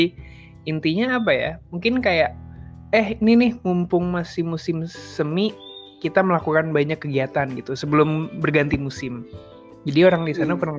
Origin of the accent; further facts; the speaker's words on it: West Nusa Tenggara, Indonesia; born there; Sekarang aku lagi di kota kelahiran gue nih, lagi di Lombok.